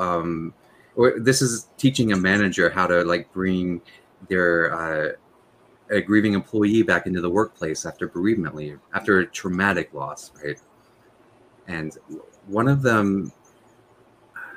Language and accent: English; Tennessee, United States; moved away; I'm from Tennessee originally